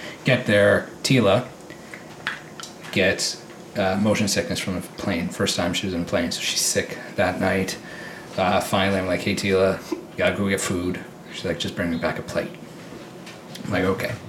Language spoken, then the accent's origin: English; Tillsonburg, Ontario, Canada; I'm born and raised in Tilsonburg